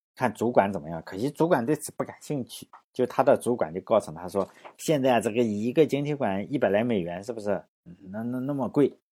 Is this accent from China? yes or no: yes; China; 但我英语是出生在中国的